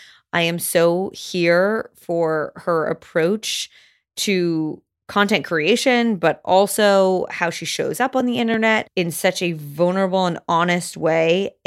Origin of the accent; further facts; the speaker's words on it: Canada; accent: Canadian; I fear that by the end of this episode, I will be speaking my full Canadian accent, but who knows?